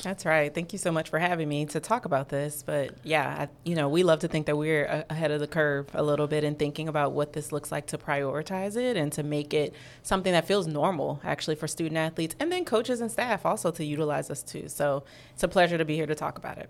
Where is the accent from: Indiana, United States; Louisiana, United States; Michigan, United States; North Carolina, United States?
Louisiana, United States; New Orleans; moved away as an adult; also born or lived in Florida; I'm from New Orleans